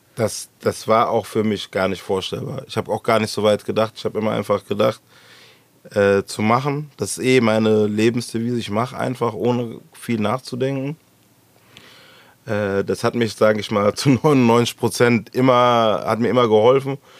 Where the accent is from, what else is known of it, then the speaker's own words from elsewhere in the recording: Frankfurt, Hesse, Germany; Ich bin da schlicht und ergreifend nur geboren, wohne schon immer hier im Gallus